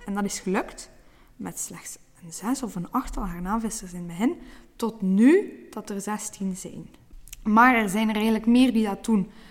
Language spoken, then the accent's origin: Dutch; Brussels, Brussels-Capital Region, Belgium; moved away as an adult; now in Oostduinkerke, Belgium; geboren in Brussel, maar nu al acht jaar wonende in Oostduinkerke